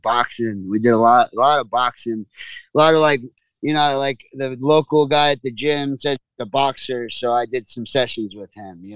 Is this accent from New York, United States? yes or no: yes; Copiague, New York, United States; I come from Long Island, New York, and grew up in a little town called Copeg on the South Shore.